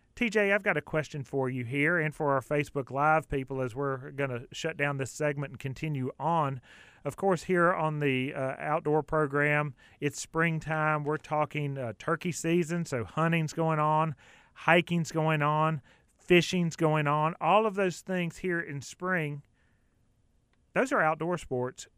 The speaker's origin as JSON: {"language": "English", "town": "Clover", "region": "South Carolina", "country": "United States", "tie": "born or raised there", "said": "I grew up in Clover, South Carolina"}